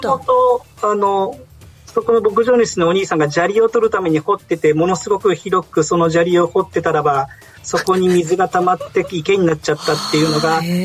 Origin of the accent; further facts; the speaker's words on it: Tokyo, Japan; now in Hokkaido, Japan; なんか私東京の人間なんですね